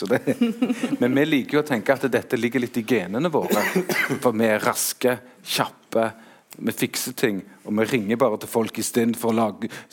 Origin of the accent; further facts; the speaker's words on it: Stavanger, Rogaland, Norway; jeg kommer fra Stavanger.